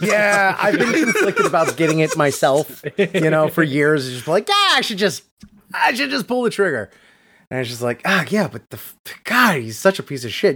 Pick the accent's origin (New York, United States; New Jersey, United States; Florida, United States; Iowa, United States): Florida, United States; Hollywood; my hometown of Hollywood Beach, Florida.